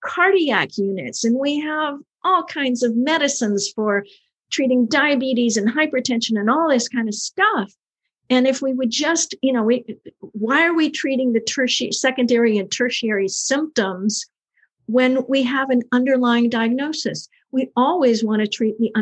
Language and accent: English; the South, United States; I'm from the South.